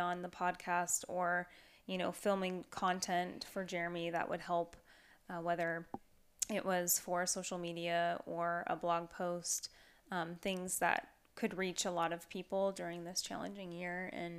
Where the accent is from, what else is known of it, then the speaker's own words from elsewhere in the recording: Pacific Northwest, United States; but I'm from the Northwest.